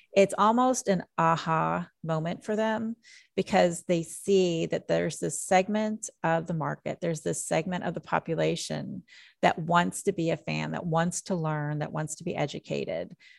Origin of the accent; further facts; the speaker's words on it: Jeffersonville, Indiana, United States; also born or lived in Nashville, Tennessee; now in Kentucky, United States; I grew up in Jeffersonville, Indiana